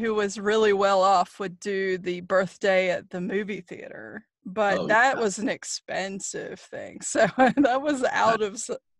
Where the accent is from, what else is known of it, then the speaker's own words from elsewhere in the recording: Cary and a small town near Raleigh, North Carolina, United States; now in Raleigh, United States; I moved away from Cary into tiny town of Kinley